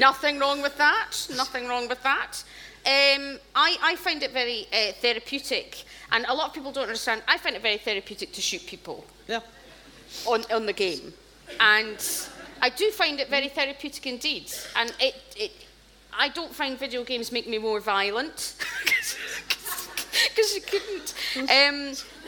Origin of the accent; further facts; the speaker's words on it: Scotland, United Kingdom; growing up in Scotland, uh, you watched television